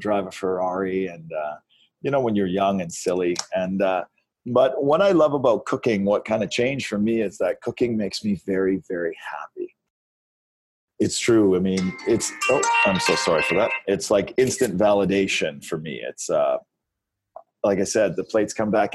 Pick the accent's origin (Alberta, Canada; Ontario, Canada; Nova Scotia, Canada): Alberta, Canada; Red Deer; now in Calgary, Canada; We moved to Calgary from Red Deer, Alberta when I was 13 years old